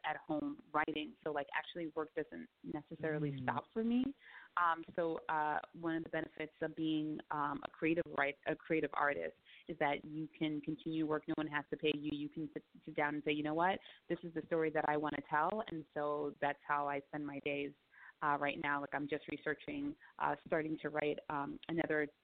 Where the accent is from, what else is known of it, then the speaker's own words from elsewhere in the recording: New York City, New York, United States; also born or lived in Queens / Manhattan / the Bronx; I'm from New York. I was born and raised in Bed-Stuy in Brooklyn